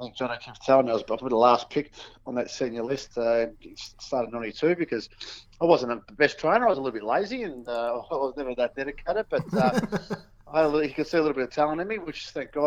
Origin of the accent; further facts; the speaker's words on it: East Keilor, Victoria, Australia; I grew up in East Keilor